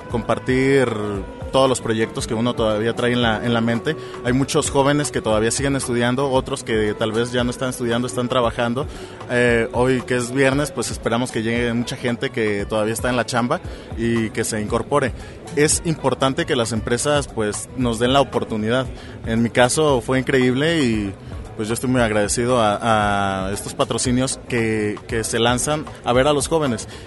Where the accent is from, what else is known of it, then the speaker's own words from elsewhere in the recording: Colima, Mexico; yo soy de Colima.